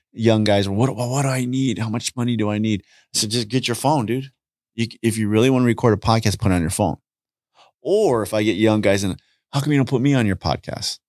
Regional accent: Los Angeles, California, United States; I grew up in Southeast L A.

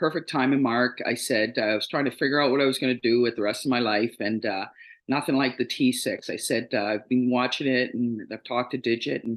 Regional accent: Toronto, Ontario, Canada; I'm a true Torontonian. I was born and raised in Toronto.

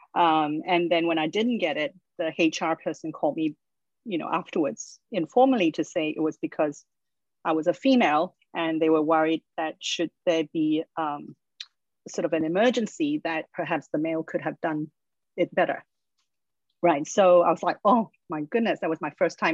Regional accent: Australia; I grew up in Australia

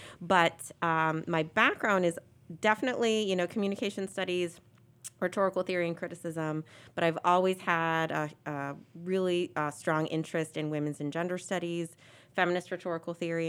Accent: Pittsburgh, Pennsylvania, United States; also born or lived in California; I'm a daughter of the Commonwealth of Pennsylvania. So I'm from the Pittsburgh area. I went to Pitt as an undergrad, did communication there, went out to California

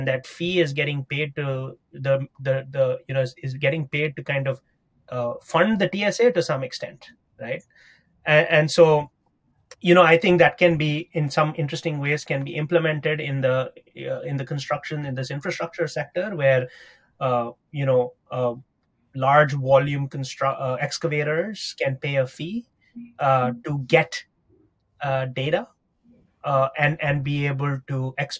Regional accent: New York City, New York, United States; Of course, you know, as a New Yorker, I will say that I'm waiting in a line is the worst thing that you could ask any New Yorker.

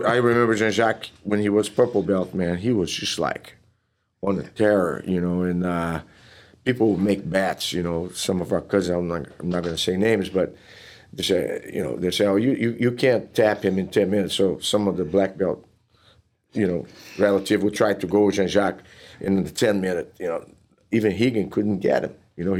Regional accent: Teresópolis, Rio de Janeiro, Brazil; born or raised there; English is a second language; moved away as an adult; now in Texas, United States

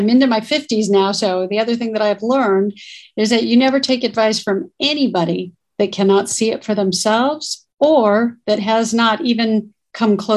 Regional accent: South Bay, Southern California, United States; also born or lived in North Hollywood; I'm born and raised in California. I'm a Southern California girl. Grew up in the South Bay area, which is Torrance, Manhattan Beach, and Hawthorne

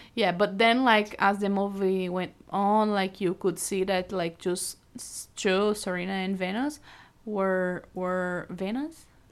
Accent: Brazil; English is a second language; moved away as an adult; also born or lived in Iowa City, United States; now in United States; I'm from Brazil, so we met in two thousand nineteen when I was here studying the University of Iowa

